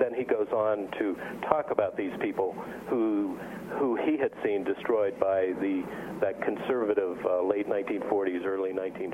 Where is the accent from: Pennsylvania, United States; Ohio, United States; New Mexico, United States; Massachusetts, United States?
Pennsylvania, United States; near Pittsburgh; moved away; I grew up near Pittsburgh, and this will be the first time I've come back in probably 20 years.